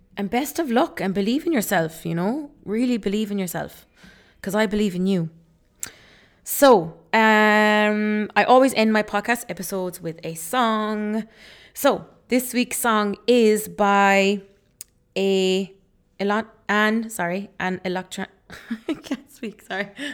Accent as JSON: {"language": "English", "country": "Ireland", "tie": "born or raised there", "also_born_or_lived": "Leeds, England", "said": "I was born in Leeds. Um, I moved to Ireland then when I was four years old."}